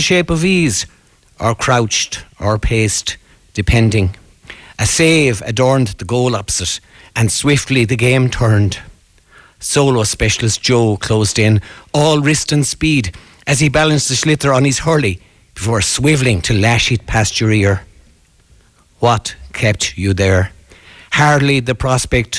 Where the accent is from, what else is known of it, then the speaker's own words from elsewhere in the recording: Mullagh, Connacht, Ireland; moved away as an adult; also born or lived in Dublin; I grew up playing up in Clark's Lawn and then here in Mullagh Beg